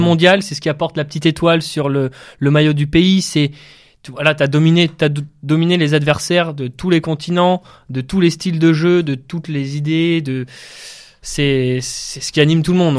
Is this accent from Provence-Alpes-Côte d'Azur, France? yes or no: no; the Nord, Hauts-de-France, France; j'ai grandi un peu dans le Nord